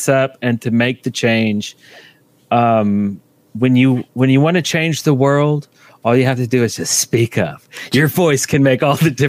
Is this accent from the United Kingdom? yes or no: no; Canada; I am from Canada.